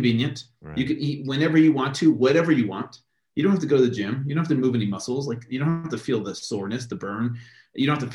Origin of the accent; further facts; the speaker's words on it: United States; we grew up with here in America